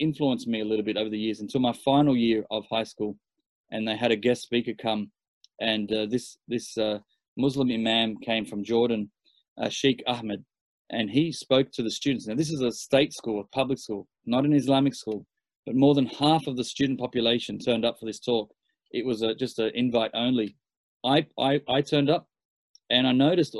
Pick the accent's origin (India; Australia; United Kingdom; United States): Australia; Sydney, New South Wales; born and raised in Australia.